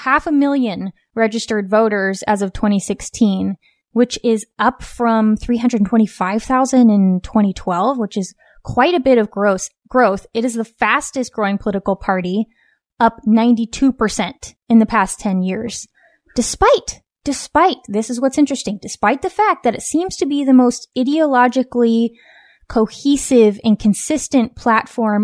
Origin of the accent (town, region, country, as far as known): West Coast, United States; born or raised there